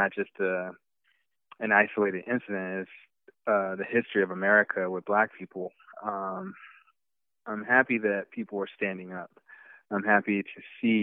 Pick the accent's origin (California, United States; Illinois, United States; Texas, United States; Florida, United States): Texas, United States; I'm from Texas, from the South